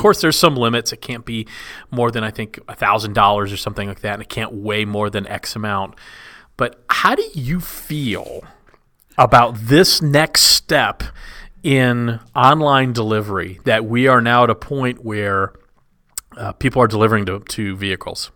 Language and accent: English; Texas, United States; I grew up in Texas